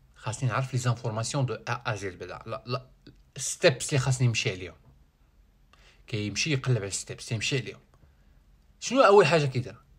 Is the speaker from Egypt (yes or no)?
no; Morocco; ديالنا كمغاربة